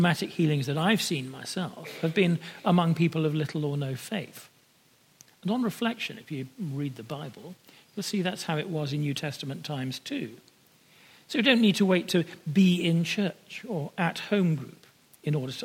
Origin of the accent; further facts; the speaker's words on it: United Kingdom; like myself, of being born British